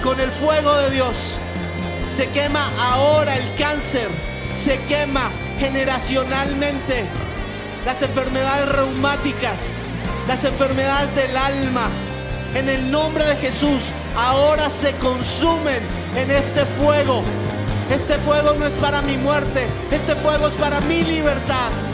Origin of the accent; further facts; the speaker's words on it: Colombia; como colombianos